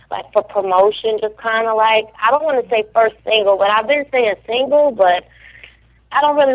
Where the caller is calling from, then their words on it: New York City, New York, United States; Right now, right now I'm in New York.